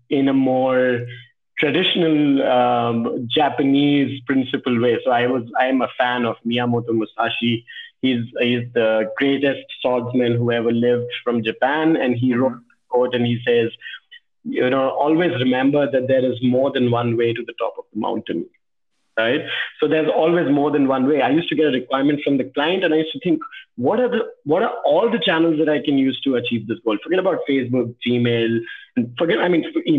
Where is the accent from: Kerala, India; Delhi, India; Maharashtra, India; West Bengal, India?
Delhi, India; also born or lived in Bhopal, Madhya Pradesh / Agra, Uttar Pradesh; in fifth or sixth standard, I moved to Delhi